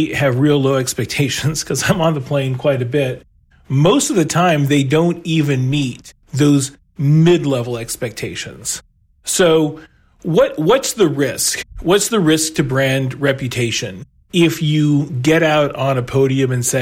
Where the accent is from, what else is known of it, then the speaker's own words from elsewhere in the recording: Texas, United States; moved away; also born or lived in Chicago; I grew up in Texas